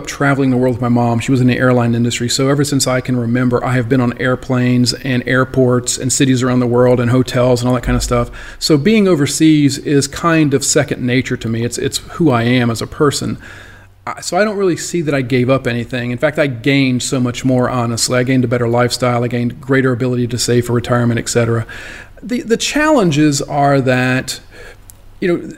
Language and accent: English; South Louisiana, United States; I grew up in South Louisiana